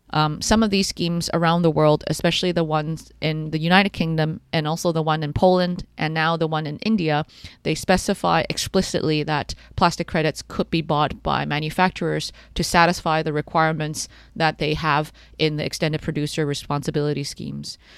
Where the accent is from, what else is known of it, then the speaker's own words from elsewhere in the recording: Canada; I grew up in Canada